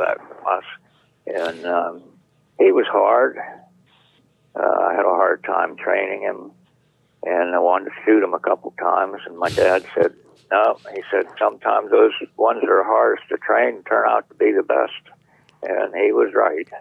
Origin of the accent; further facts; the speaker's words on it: Beaver, Pennsylvania, United States; also born or lived in California; I was born right here in Beaver, Pennsylvania. I've lived most of my life here